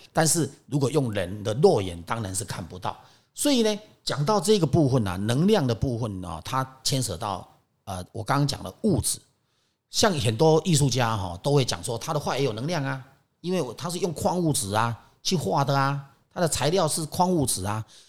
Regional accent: Taiwan; 因为我是在台湾长大嘛

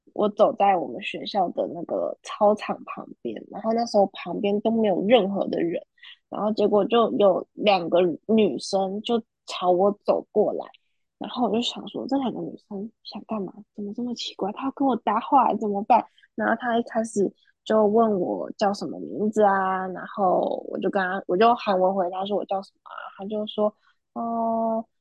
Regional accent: Taiwan; 我是台湾人，所以我信的是佛教跟道教

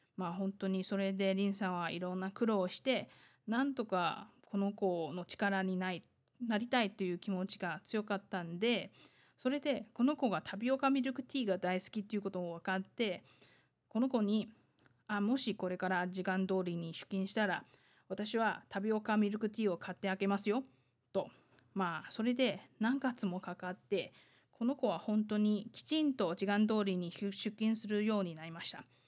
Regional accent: Taiwan; 台湾生まれ、台湾育ち

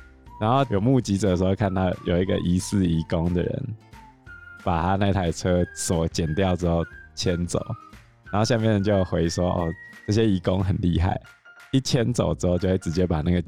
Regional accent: southern Taiwan, Taiwan; 你看我们南部人就是这么热情。

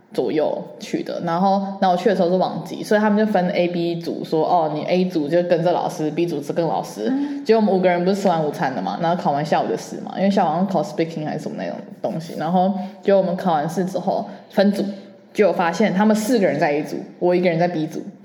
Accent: Taiwan; 因为我们台湾人太多美食了，然后所有人都外食，又方便又便宜

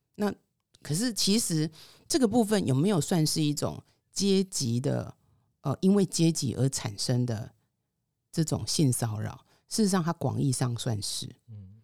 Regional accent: Taichung, Taiwan; 我的故乡台中

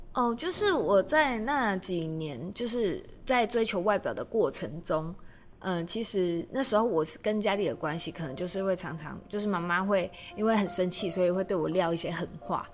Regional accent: Kaohsiung, Taiwan; now in Taipei, Taiwan; 因为我，我是高雄人，然后我可能来台北之后

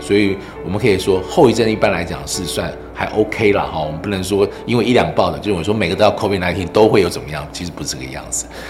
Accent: Taiwan; 我们台湾人

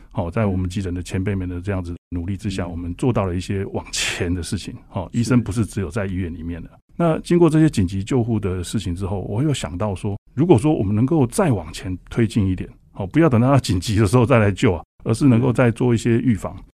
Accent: Taiwan; also born or lived in Vancouver; 不像我们台湾，我们台湾人

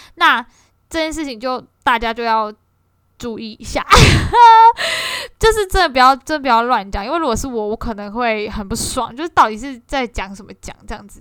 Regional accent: Kaohsiung, Taiwan; 身为一个高雄人

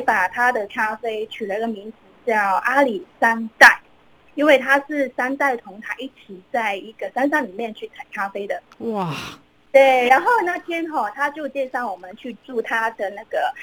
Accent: Hong Kong; moved away as an adult; now in Nanzhuang, Taiwan; 对我们嗯哼。香港人来讲，就是蛮，蛮向往这样的一个生活环境的

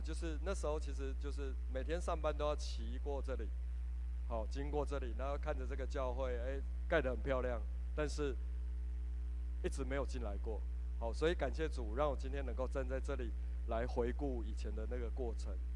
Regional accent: Hengchun, Pingtung County, Taiwan; 我是来自屏东恒春

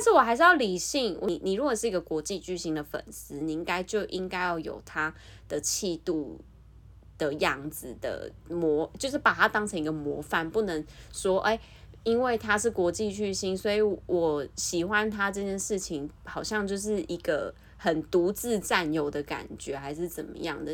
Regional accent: Taiwan; moved away; also born or lived in South Korea; 因为我是台湾人

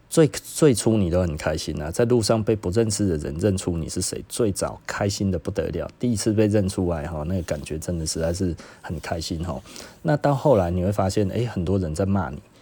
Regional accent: Taiwan; 我们台湾人

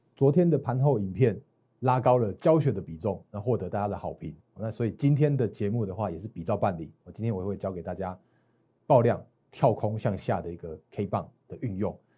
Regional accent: Taiwan; 我在我们台湾这边

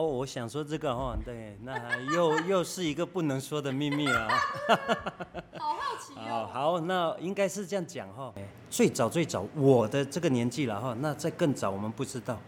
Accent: Hsinchu County, Taiwan; also born or lived in Bailan tribe, Hsinchu County; 我以前清泉那边有一个家，哦，我出生在清泉

